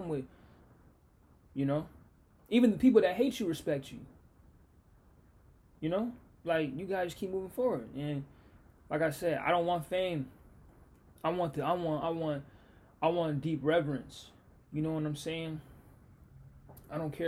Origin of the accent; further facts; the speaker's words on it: Seattle, Washington, United States; this is my hometown. This is me. I'm Seattle